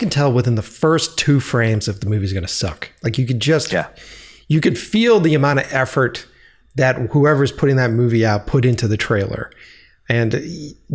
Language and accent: English; Boston, Massachusetts, United States; moved away; my hometown of Boston